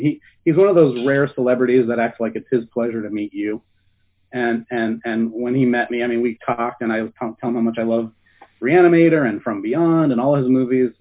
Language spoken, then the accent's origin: English; Ohio, United States; moved away as an adult; now in California, United States; I grew up in Ohio and uh, I went to college in Ohio and I was living there for a long time. And then uh, I couldn't find any work as an artist there, so I moved to California